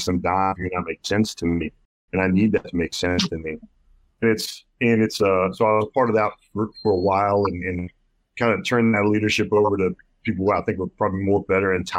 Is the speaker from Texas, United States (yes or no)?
yes; Texas, United States; I grew up in Texas